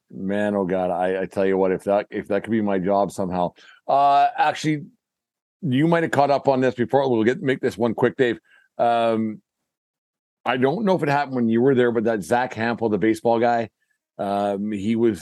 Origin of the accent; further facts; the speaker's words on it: Canada; Being Canadian